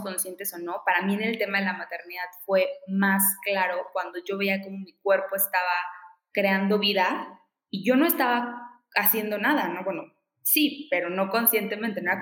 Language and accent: Spanish; Veracruz, Mexico; soy jarocha, soy de Veracruz, crecí en la costa